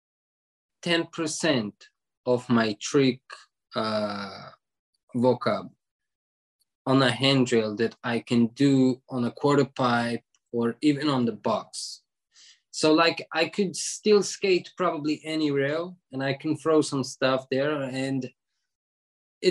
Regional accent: Israel; born or raised there

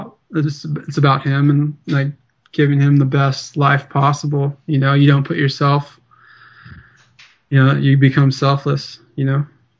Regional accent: Southeast Alaska, United States; I'm Tlingit Indian from Southeast Alaska

